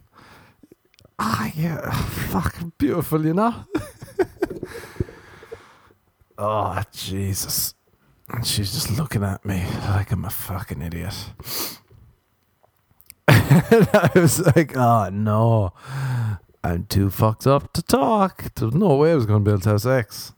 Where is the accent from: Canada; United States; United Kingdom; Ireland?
Ireland; I'm Irish